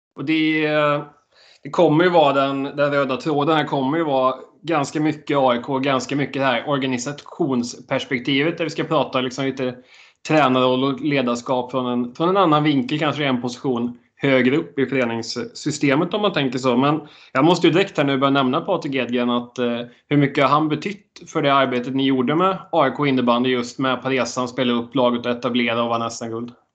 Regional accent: Dalsjöfors, Västra Götaland, Sweden; moved away as an adult; Jag har inte bott i Dalsjöfors som är min hemby på åtta år

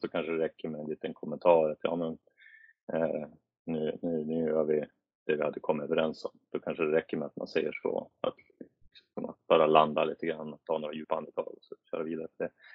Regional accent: Sweden; moved away as an adult; jag var svensk

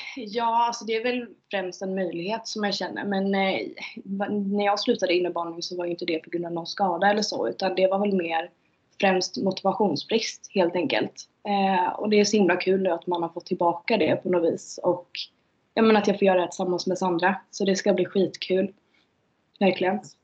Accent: Umeå, Västerbotten County, Sweden; moved away; jag är från Umeå.

